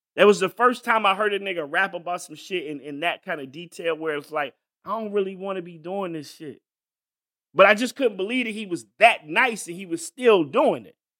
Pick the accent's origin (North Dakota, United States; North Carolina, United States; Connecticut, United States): North Carolina, United States; I grew up in North Carolina